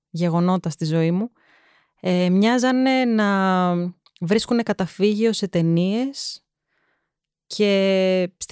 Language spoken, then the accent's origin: Greek; Athens, Attica, Greece; also born or lived in England; θα σου πω ότι γεννήθηκα στην Αγγλία, σπούδαζε η μαμά μου εκεί πέρα και το σπίτι μας ήταν απέναντι από ένα οδείο.